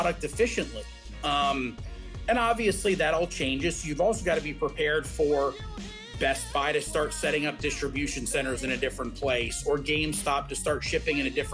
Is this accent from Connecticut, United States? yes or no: yes; Stamford, Connecticut, United States; I grew up in Stamford, Connecticut